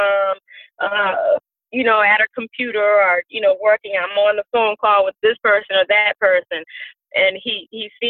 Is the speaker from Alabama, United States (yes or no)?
no; Savannah, Georgia, United States; moved away as an adult; I am a native of Savannah, Georgia